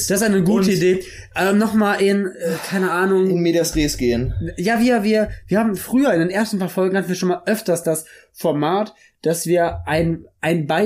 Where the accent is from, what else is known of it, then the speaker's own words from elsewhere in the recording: Cologne, North Rhine-Westphalia, Germany; für mich als wahren Karnevalsjack als Kölsche Junge, Da geht mir ja das Herz auf, ne?